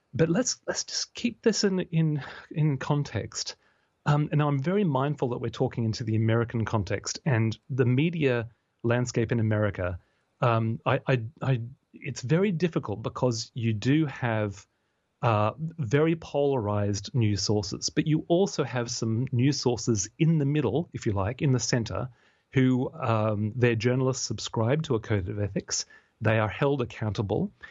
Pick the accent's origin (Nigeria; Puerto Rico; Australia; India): Australia; now in United Kingdom; my home country, in Australia